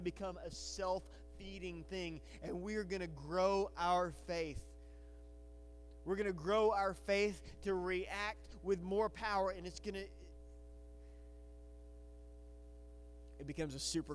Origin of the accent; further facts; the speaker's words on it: Batesville, Arkansas, United States; I grew up in Batesville, and I love Batesville